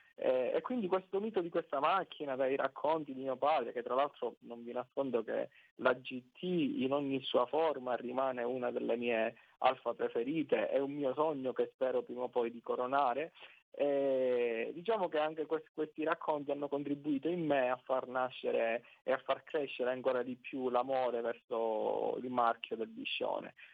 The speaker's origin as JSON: {"language": "Italian", "region": "Sicily", "country": "Italy", "accent": "Sicilian", "said": "noi dalla Sicilia"}